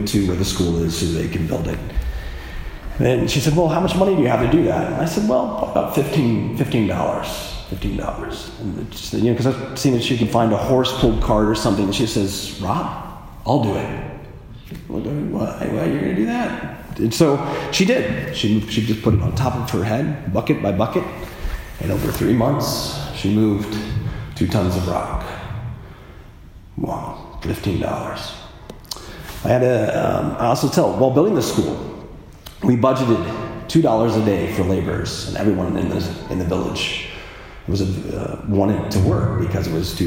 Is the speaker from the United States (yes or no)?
yes; Midwest, United States; I grew up in the Midwest